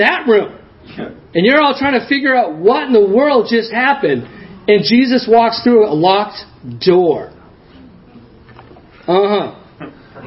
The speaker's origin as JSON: {"language": "English", "region": "New Hampshire", "country": "United States", "tie": "born or raised there", "lives_now": "Ashland, United States", "said": "I grew up in New Hampshire"}